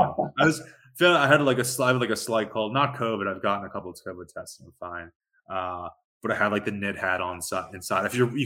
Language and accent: English; Philadelphia, Pennsylvania, United States; I'm from Philly